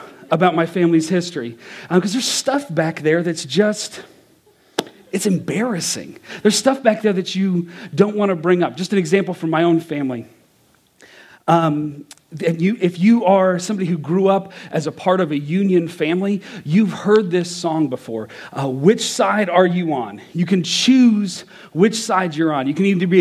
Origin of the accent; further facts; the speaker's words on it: Kentucky, United States; I'm from Kentucky